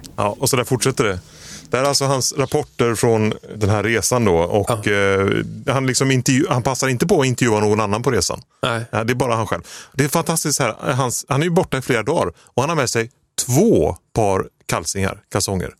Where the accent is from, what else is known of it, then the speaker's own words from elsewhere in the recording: village neighbouring Ucklum, Västra Götaland, Sweden; grannbyn till där jag är uppvuxen